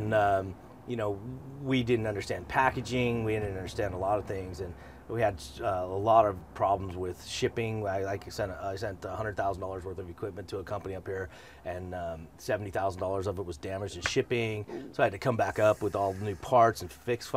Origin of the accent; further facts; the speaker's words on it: Colorado, United States; moved away as an adult; also born or lived in San Diego; I grew up in Colorado.